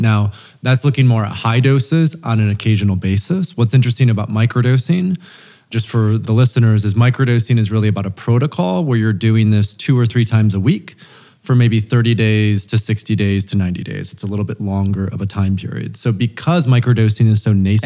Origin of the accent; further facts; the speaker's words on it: Grand Rapids, Michigan, United States; moved away as an adult; also born or lived in Turkey / Thailand / Portugal / Oaxaca; I was raised in Grand Rapids, Michigan